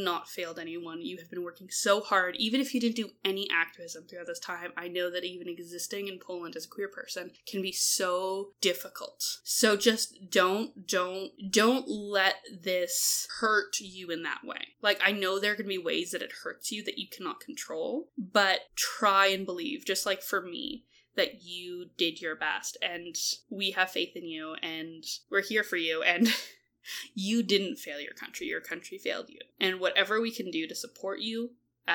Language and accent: English; Canada; we're Canadian